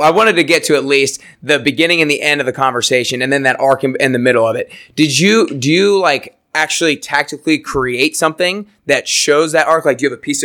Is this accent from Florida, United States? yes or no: no; Atlanta, Georgia, United States; I'm from Atlanta